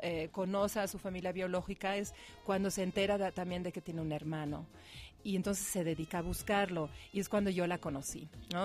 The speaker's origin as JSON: {"language": "Spanish", "country": "Mexico", "said": "como mexicanos"}